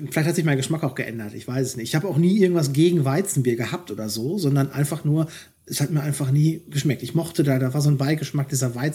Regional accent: North Rhine-Westphalia, Germany; now in Duisburg, Germany; gebürtiger Duisburger, ich komme aus dem Sauerland, aber bin, die Liebe hat mich hierhin verschlagen seit einigen Jahren und ich bin gerne Duisburger.

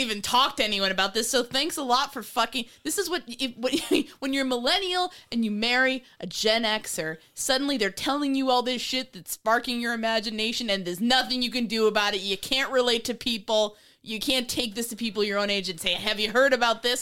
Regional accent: New York, United States; I grew up in New York

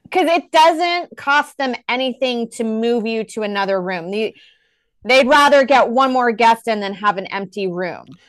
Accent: Texas, United States; now in New York, United States; I'm from Texas

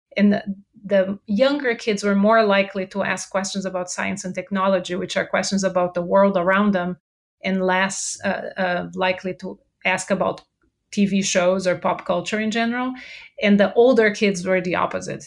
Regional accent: Brazil; English is a second language; moved away as an adult; now in United States; I uh, moved here to the US. I'm originally from Brazil. So if you detect an accent, that's where it's from

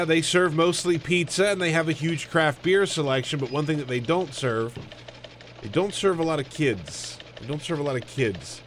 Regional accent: South Carolina, United States; grew up in South Carolina. My, all my family is from Alabama.

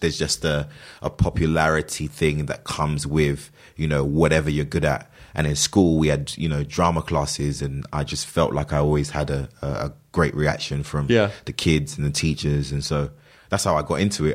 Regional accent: London, United Kingdom; I grew up, I was born and raised in London.

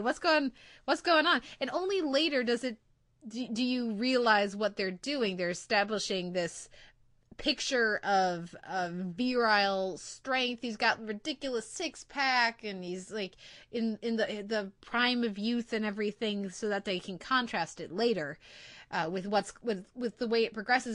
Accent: United States; being an American viewer of T V

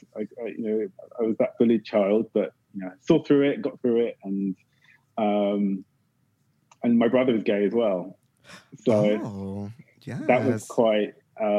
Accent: Windsor, South East England, United Kingdom; accent: British; now in London, United Kingdom; I grew up in Windsor

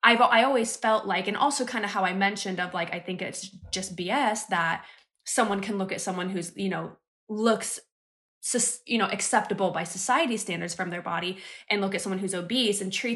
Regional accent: United States; moved away as an adult; growing up in the United States

